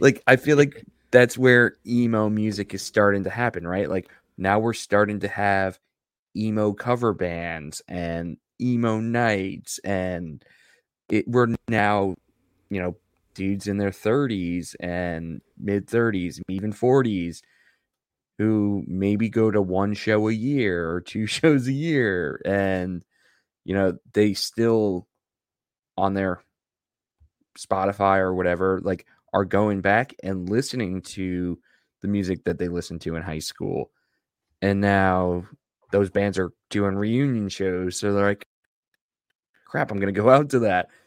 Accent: Long Island, New York, United States; I grew up in Long Island

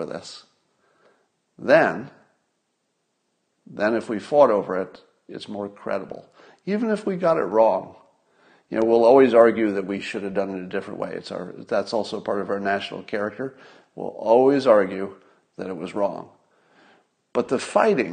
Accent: United States; I'm an American

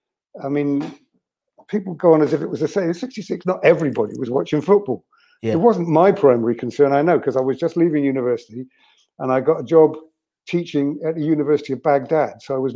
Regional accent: Bristol, South West England, United Kingdom; Yeah, I was born in Bristol, brought up in Bristol.

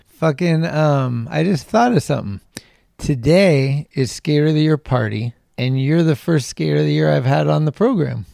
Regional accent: Redwood City, California, United States; also born or lived in San Francisco; I, grew up in the peninsula and then I moved to the city

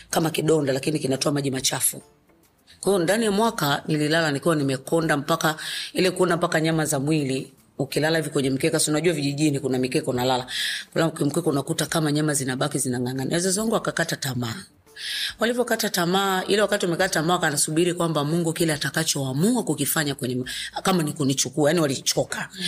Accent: Dumila, Morogoro Region, Tanzania; kwanza mimi nimekulia pale Dumila

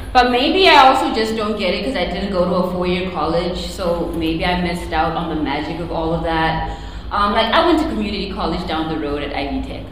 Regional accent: Zimbabwe; now in United States; I was born in a country called Zimbabwe, which is not South Africa or Nigeria

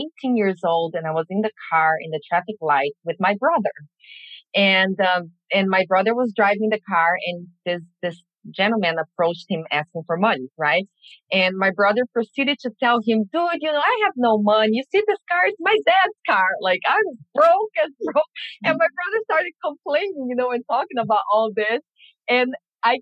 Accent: Brazil; moved away; I grew up in Brazil, you know, and I grew up experiencing that too

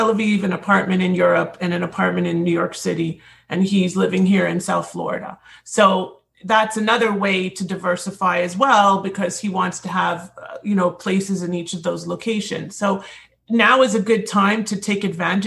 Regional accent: Toronto, Ontario, Canada; now in United States; in Toronto, my hometown

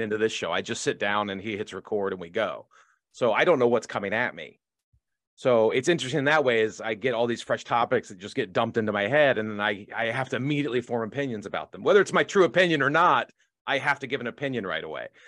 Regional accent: Washington, District of Columbia, United States; now in Los Angeles, United States; in D C 'cause I wanted to do it in my hometown

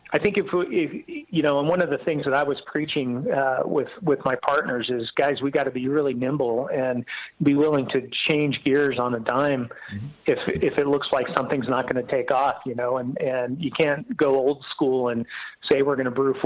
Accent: Walnut Creek, California, United States; moved away as an adult; also born or lived in San Diego; now in Atlanta, United States; I'm actually a Bay Area guy. I grew up in Walnut Creek

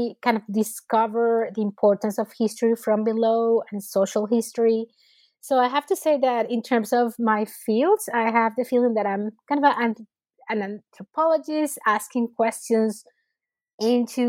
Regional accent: Venezuela; moved away; So I was born and raised in Venezuela, and I did my undergrad studies at the Universidad Central in Caracas.

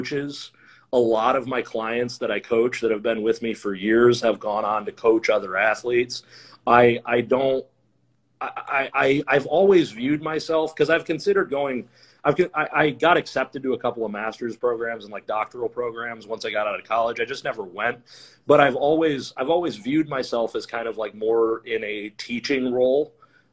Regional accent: Flint, Michigan, United States; moved away as an adult; also born or lived in Ohio; I grew up in Flint

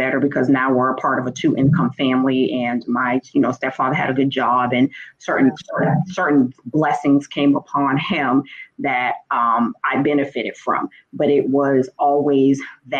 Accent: Boston, Massachusetts, United States; I'm originally from Boston, Massachusetts. The part of Boston is Dorchester, born and raised

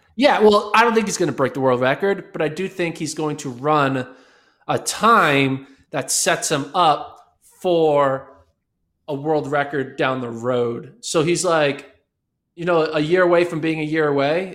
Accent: United States; being American

